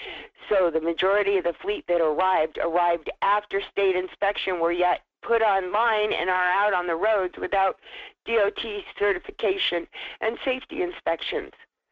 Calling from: Wasilla, Alaska, United States; calling from Wissola.

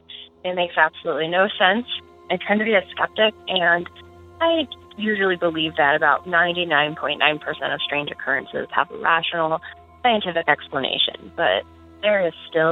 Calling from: Omaha, Nebraska, United States; I am calling from Omaha, Nebraska

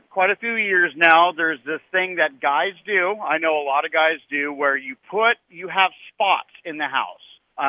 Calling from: Marshall, United States; This is … out here in Marshall.

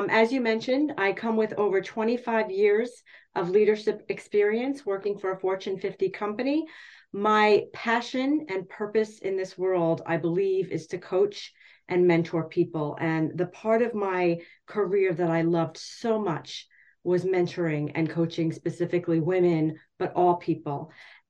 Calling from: Hackettstown, New Jersey, United States; I am coming from Hackettstown, New Jersey, the home of the M&M.

